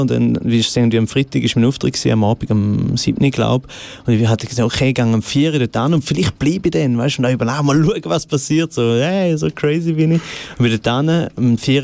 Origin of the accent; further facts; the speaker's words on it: Goldach, St. Gallen, Switzerland; accent: St. Gallen dialect; also born or lived in Rorschach; Geboren bin ich äh, in Rorschach, glaube ich. Dort war, glaube das äh, Spital. Mhm. Gewesen, äh, und aufgewachsen bin ich in Goldach am Bodensee